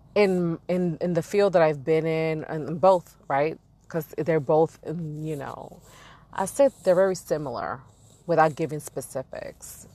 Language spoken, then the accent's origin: English; New York City, New York, United States; I've been born and raised in Brooklyn, New York. And I'm from East New York, to be specific.